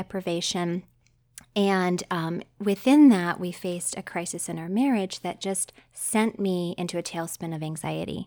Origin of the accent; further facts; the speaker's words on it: West Virginia, United States; moved away as an adult; also born or lived in Arizona; I grew up in West Virginia